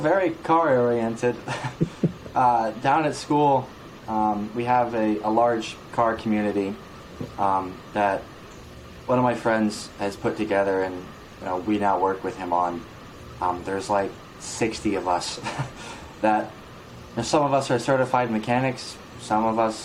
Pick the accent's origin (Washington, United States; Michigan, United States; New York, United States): New York, United States; we're from New York